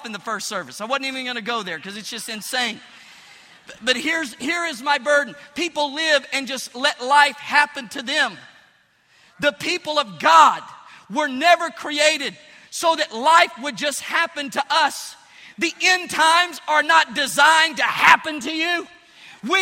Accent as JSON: {"language": "English", "town": "Pine Bluff", "region": "Arkansas", "country": "United States", "tie": "born or raised there", "moved": "yes", "said": "I went back to my hometown, Pine Bluff, Arkansas"}